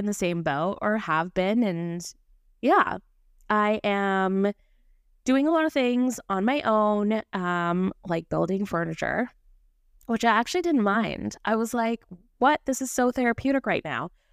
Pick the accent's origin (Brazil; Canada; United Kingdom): Canada; Vancouver, British Columbia; moved away; I was born and raised in Vancouver, B C, so I'm a Canadian girly